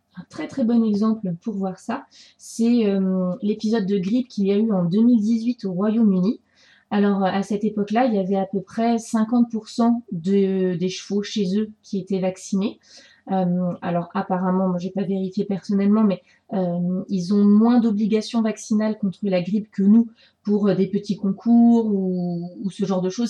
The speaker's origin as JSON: {"language": "French", "country": "France", "said": "chez nous, en France"}